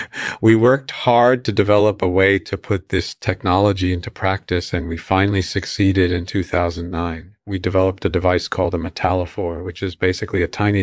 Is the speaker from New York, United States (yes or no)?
yes; New York City, New York, United States; born there; Yeah, I was born in 1951 in New York City.